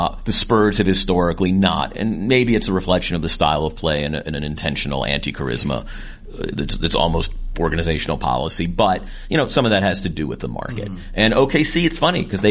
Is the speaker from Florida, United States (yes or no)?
no; Atlanta, Georgia, United States; moved away; my hometown of Atlanta